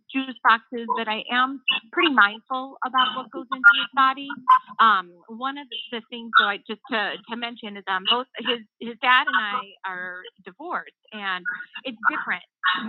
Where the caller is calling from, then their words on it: Lake Bluff, Illinois, United States; calling from Lake Bluff, Illinois.